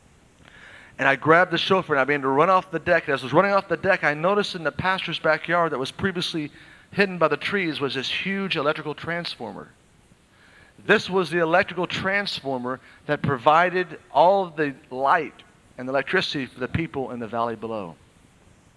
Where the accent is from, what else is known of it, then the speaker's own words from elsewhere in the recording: Oklahoma, United States; I was raised in Oklahoma and there's many twisters